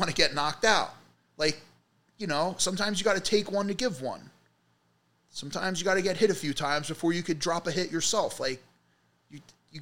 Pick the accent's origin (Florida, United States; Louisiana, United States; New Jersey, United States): New Jersey, United States; also born or lived in Middlesex County, New Jersey / Monmouth County, New Jersey; I grew up in Jersey my whole life.